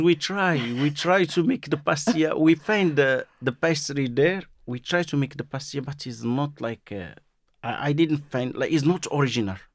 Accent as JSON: {"language": "English", "town": "Marrakesh", "region": "Marrakesh-Safi", "country": "Morocco", "second_language": "English", "moved": "yes", "said": "I'm from Marrakesh"}